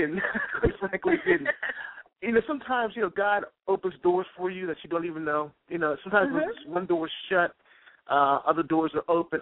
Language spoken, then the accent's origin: English; Baltimore, Maryland, United States; also born or lived in Washington, D.C.; I'm from Baltimore, Maryland originally